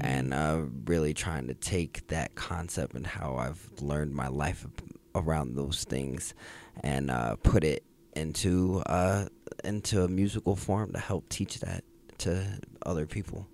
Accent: Jacksonville, Florida, United States; now in Denver, United States; I was born here. I grew up in Jacksonville, Florida.

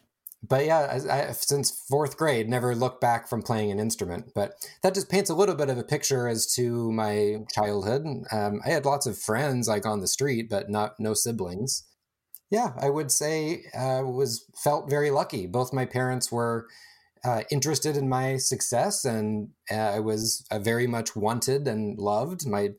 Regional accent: California, United States; Born and raised in Northern California, the East San Francisco Bay.

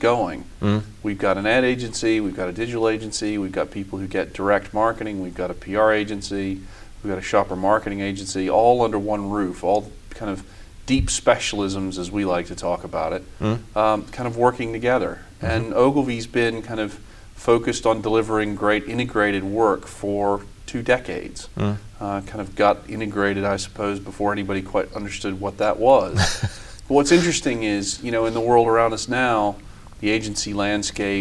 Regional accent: Richmond, Virginia, United States; moved away as an adult; also born or lived in Washington; now in London, United Kingdom; I grew up in Richmond, Virginia, in the U.S., which is in the South, the Old South.

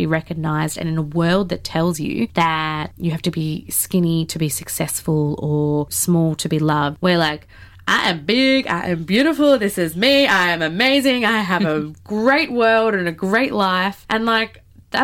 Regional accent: Melbourne, Victoria, Australia; I grew up in Melbourne

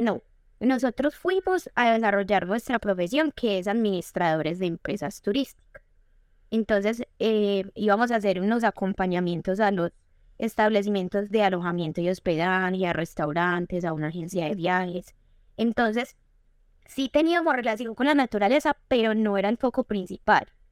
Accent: Medellín, Antioquia, Colombia; also born or lived in Arboletes, Antioquia; yo crecí en la ciudad de Medellín

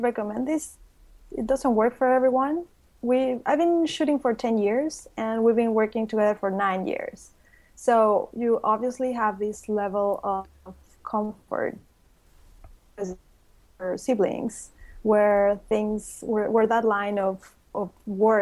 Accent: Mexico City, Mexico; now in Cancun, Mexico; I was born in Mexico City. And I've been living in Cancun for 25 years.

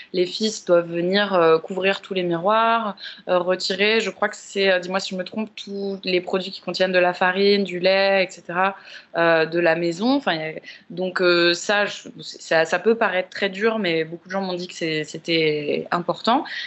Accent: Paris, Île-de-France, France; j'ai grandi à Paris aussi

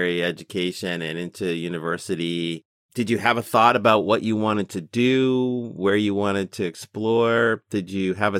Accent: Boston, Massachusetts, United States; now in Seattle, United States; I grew up on the East Coast in Boston.

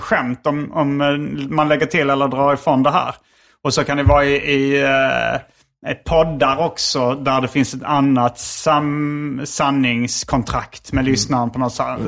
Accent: Sweden; jag var från Sverige

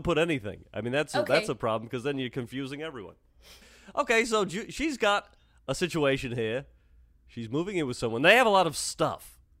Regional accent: England, United Kingdom; I'm from England, so the tying strings are neon green.

